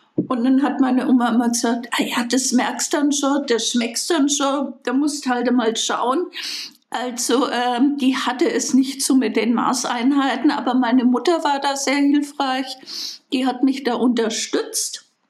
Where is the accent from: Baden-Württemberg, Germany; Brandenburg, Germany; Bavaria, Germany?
Bavaria, Germany; Bayreuth; ich bin gebürtige Bayreutherin